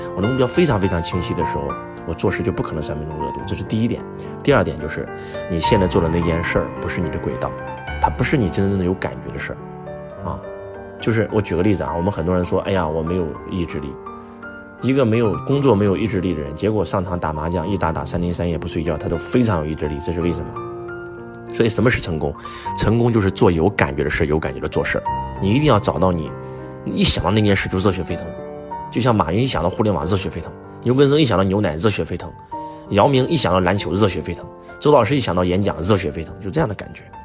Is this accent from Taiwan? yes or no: no; China; 我们中国人讲中庸之道